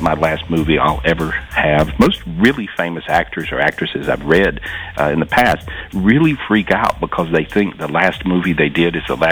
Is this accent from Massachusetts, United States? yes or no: no; North Carolina, United States; I'm from North Carolina.